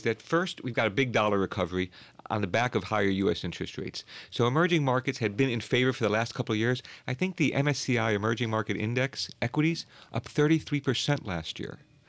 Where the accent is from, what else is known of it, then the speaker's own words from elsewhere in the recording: Chicago, Illinois, United States; I grew up in Chicago, and United Airlines has had several problems over the years.